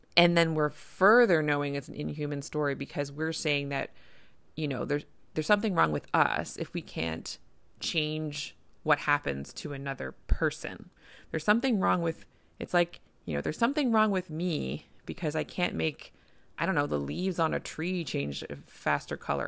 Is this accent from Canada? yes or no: yes; Canada; I'm a Canadian family physician